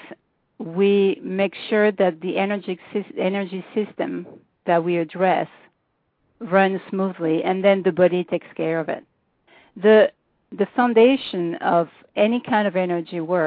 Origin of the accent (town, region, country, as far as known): France; accent: French